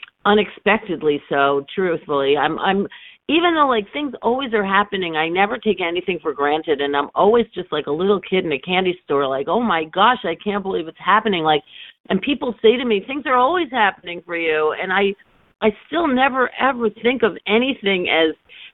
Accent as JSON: {"language": "English", "town": "New York City", "region": "New York", "country": "United States", "tie": "born or raised there", "also_born_or_lived": "London / Philadelphia / Washington, D.C.", "said": "I was born in the Bronx, but I never really lived there, but I've been a New Yorker my entire life"}